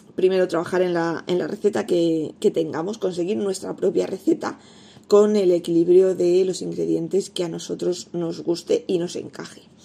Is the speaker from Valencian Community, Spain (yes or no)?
yes; Elda, Valencian Community, Spain; en la zona de Alicante, donde yo vivo, en Elda, yo soy de Elda